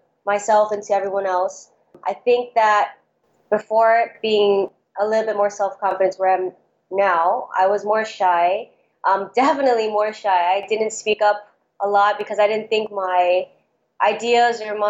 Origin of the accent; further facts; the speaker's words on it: Honolulu, Hawaii, United States; moved away as an adult; now in Los Angeles, United States; I am born and raised in Honolulu, Hawaii